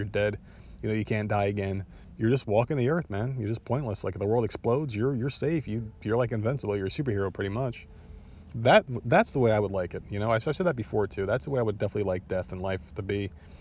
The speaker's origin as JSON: {"language": "English", "region": "New Jersey", "country": "United States", "tie": "born or raised there", "said": "born and raised in New Jersey"}